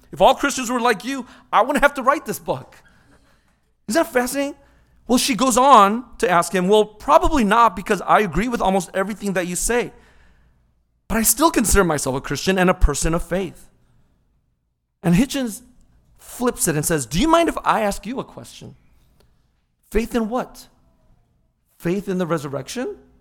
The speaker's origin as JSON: {"language": "English", "area": "Orange County", "region": "California", "country": "United States", "tie": "born or raised there", "said": "as a little kid growing up in Orange County."}